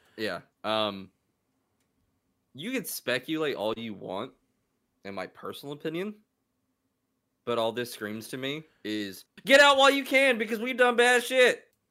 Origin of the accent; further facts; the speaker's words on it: United States; me being an American